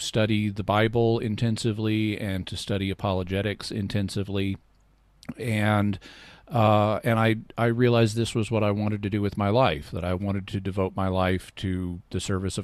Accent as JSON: {"language": "English", "region": "Arkansas", "country": "United States", "tie": "born or raised there", "also_born_or_lived": "Texas", "said": "I was born in Texas and raised in Arkansas"}